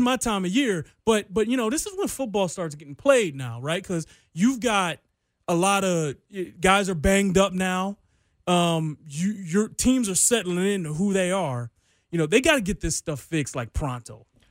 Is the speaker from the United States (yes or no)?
yes; Detroit, Michigan, United States; moved away; I grew up in Detroit